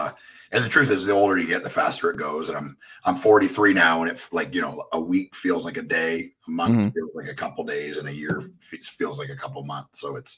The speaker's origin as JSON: {"language": "English", "region": "mid Ontario", "country": "Canada", "tie": "born or raised there", "moved": "as an adult", "lives_now": "Nashville, United States", "said": "I grew up in Canada in this little town in the middle of nowhere."}